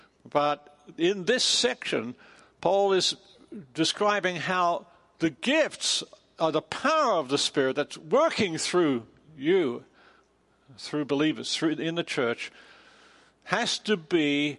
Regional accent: Australia; also born or lived in England; now in United States; I'm from Australia. I spent over 20 years in England, and now I've been a long time in America.

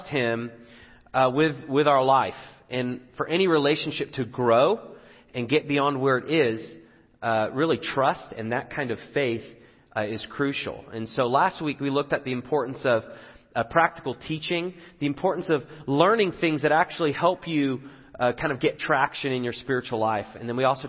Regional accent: England, United Kingdom; moved away; I'm from England

